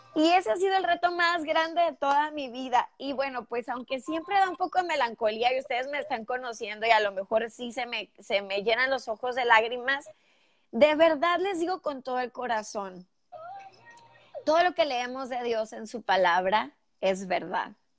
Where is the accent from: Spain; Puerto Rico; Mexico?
Mexico; northern Mexico; accent: northern Mexican; moved away as an adult; now in Houston, United States; soy mexicana y que bueno, pues eh, soy del norte de México, arriba del norte, señores, y creo que los que son mexicanos saben porque tengo el acento muy marcado, muy mexicanote, pero muy del norte